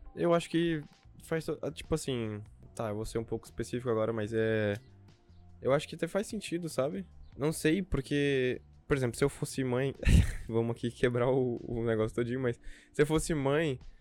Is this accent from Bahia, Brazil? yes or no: no; interior of Espírito Santo, Brazil; now in São Paulo, Brazil; do interior do Espírito Santo, de onde eu vim